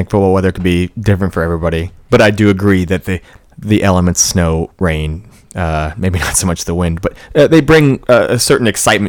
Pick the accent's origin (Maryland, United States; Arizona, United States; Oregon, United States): Arizona, United States; So I'm from Arizona.